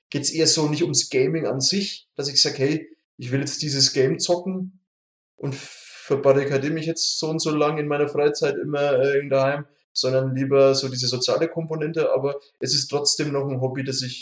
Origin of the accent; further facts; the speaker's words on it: Munich, Bavaria, Germany; aus meiner Heimat hier im tiefsten München